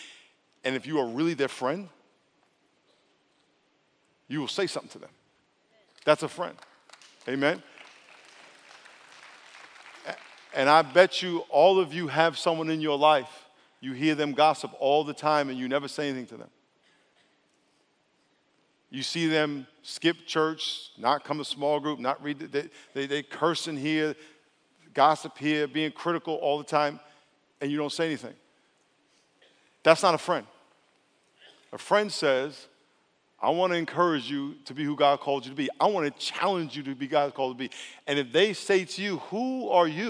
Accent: New York, United States; I'm from New York

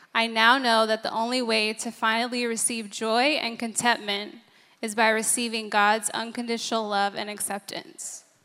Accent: San Diego, California, United States; I grew up in San Diego

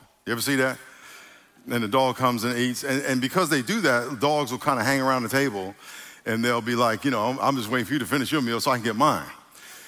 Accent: New York, United States; I'm from New York

